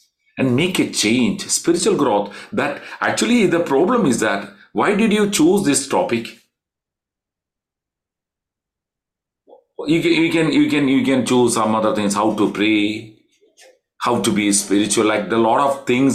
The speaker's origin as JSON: {"language": "English", "region": "Kerala", "country": "India", "said": "We are from Kerala"}